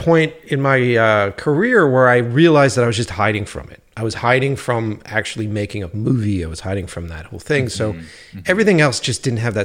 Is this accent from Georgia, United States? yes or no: no; Boston, Massachusetts, United States; born or raised there; also born or lived in New York